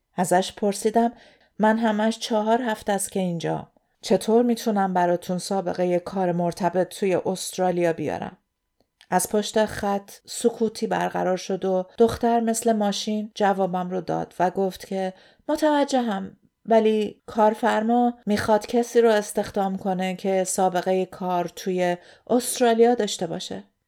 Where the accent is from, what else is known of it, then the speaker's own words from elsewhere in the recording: Iran; moved away as an adult; now in Australia; داشتم از ایران می اومدم بیرون